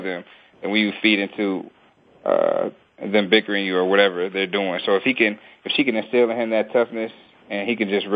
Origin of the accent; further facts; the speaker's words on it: Detroit, Michigan, United States; also born or lived in Cincinnati; now in Philadelphia, United States; I grew up in Detroit